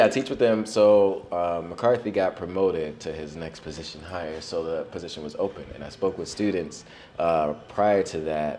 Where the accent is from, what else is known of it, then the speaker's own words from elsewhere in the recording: Norristown, Pennsylvania, United States; moved away as an adult; also born or lived in West Philadelphia / Williamsport / Harlem, New York; we moved to Williamsport for a few years, and then we moved to Norristown, where I began kindergarten.